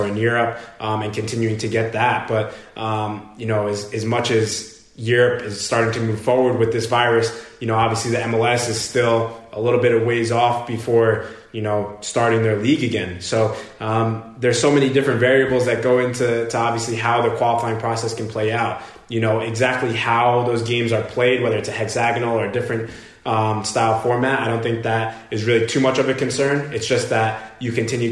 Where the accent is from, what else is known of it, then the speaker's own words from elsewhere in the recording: New York, United States; moved away; I'm from New York